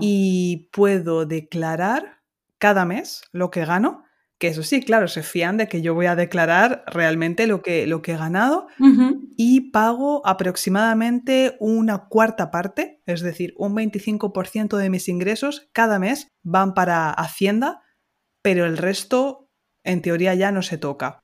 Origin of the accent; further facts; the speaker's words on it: Ciudad Real, Castilla-La Mancha, Spain; Ciudad Real, que es mi ciudad de origen en Castilla-La Mancha